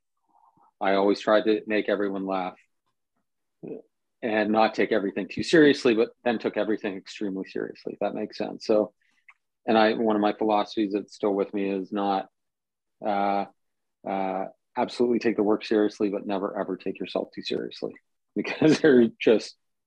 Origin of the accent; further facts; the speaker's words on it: Toronto, Ontario, Canada; first language Italian; English is a second language; my first memories are living in a house with 12 people in, you know, near where I'm living right now.